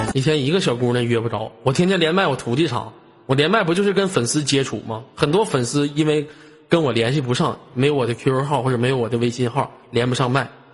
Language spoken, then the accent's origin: Chinese; Inner Mongolia, China; 我们这都生活在草原的人